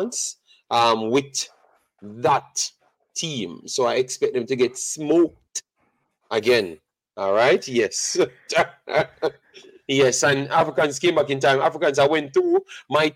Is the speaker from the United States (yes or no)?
no; Jamaica; I'm Jamaican, regardless of what people tend to think. I am Jamaican